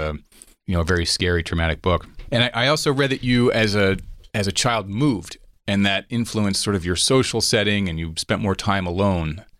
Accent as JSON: {"language": "English", "country": "United States", "said": "as an American"}